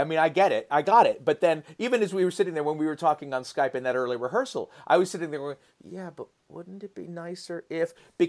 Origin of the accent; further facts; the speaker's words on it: San Francisco, California, United States; being a successful playwright who's based in my hometown of San Francisco.